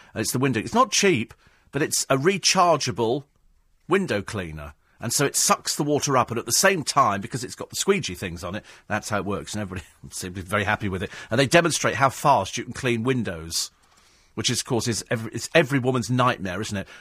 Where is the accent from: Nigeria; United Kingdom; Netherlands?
United Kingdom; I'm fiercely proud of being British. I couldn't live anywhere else